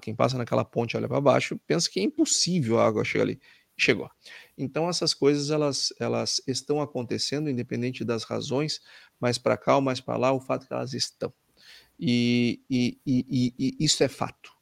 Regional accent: Brazil; eu, como brasileiro e como um economista brasileiro

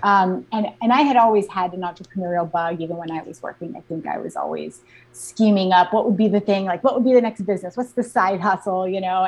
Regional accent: Alaska, United States; moved away as an adult; I was actually born and raised in Alaska.

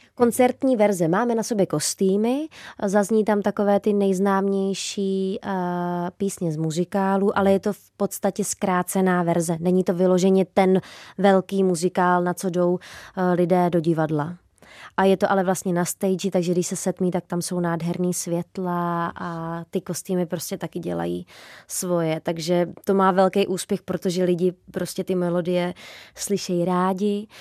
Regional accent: Trutnov, Hradec Králové Region, Czechia; also born or lived in Podkrkonoší / Prague; já jsem se narodila v Trutnově

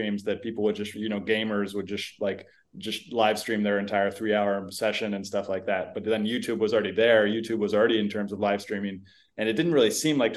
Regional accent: Silicon Valley, California, United States; I grew up in Silicon Valley.

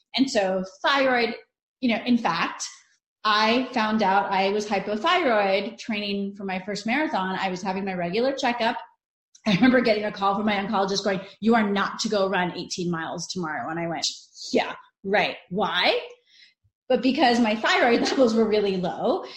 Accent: northern Italy, Italy; moved away; I'm Italian. We're Northern Italian. I mean, like I was born in Italy, so I never really ate frozen mac and cheese

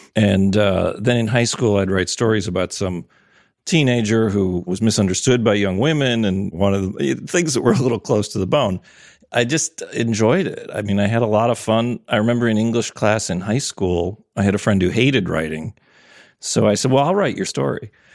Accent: Wisconsin, United States; also born or lived in Minnesota; I was born in Wisconsin

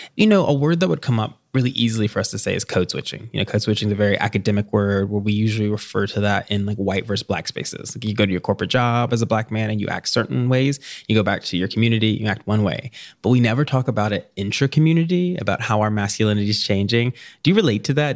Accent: Tennessee, United States; I grew up in Tennessee

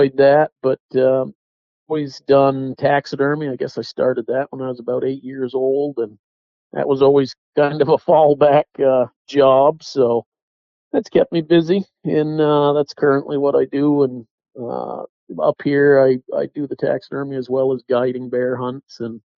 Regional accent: Western Massachusetts, United States; moved away as an adult; I was born in Western Massachusetts

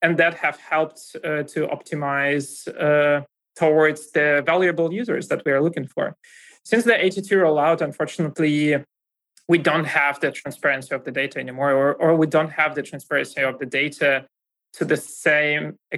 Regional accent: Russia; accent: Russian; English is a second language; moved away as an adult; now in Germany; I come from Russia. You kind of might hear that from my accent as well

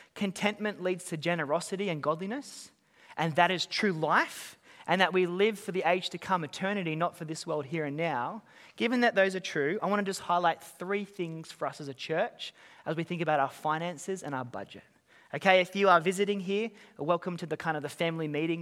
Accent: Australia; moved away as an adult; now in Auckland, New Zealand; I'm, I'm an Aussie, I've been here for

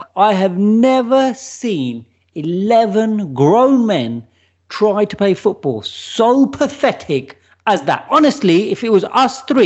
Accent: Watford, East of England, United Kingdom; I'm from Watford

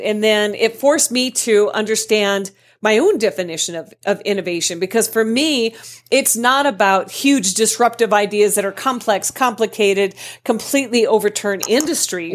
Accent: Colorado, United States; I'm from Colorado

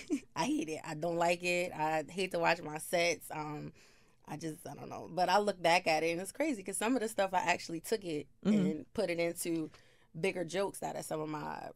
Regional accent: New Jersey, United States; Yes, born and raised in Jersey.

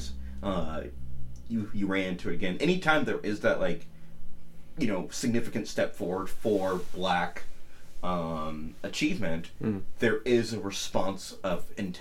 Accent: Washington, United States; we're still people from Washington

